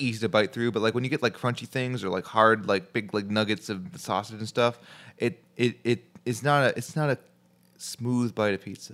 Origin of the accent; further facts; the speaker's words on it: Chicago, Illinois, United States; I'm from Chicago